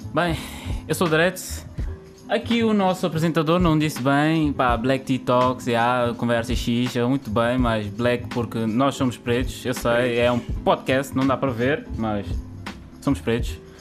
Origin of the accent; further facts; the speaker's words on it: Cape Verde; eu sou cabo-verdiano